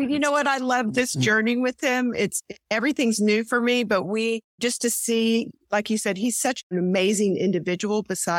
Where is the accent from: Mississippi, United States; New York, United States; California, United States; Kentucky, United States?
Kentucky, United States; Louisville; moved away; also born or lived in Texas; I was from Louisville, Kentucky.